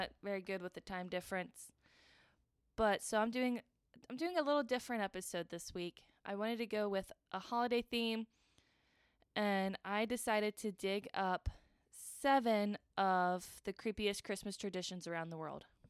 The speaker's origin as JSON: {"language": "English", "country": "United States", "said": "I'm American"}